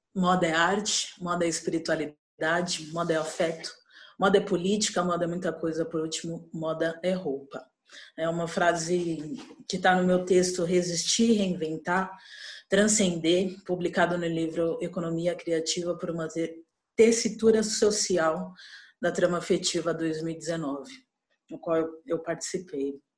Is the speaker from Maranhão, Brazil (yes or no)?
no; São Paulo, Brazil; sou paulistana